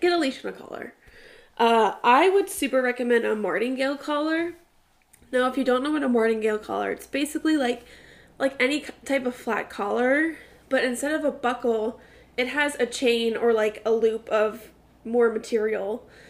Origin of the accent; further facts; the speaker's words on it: New York City, New York, United States; I was born in Staten Island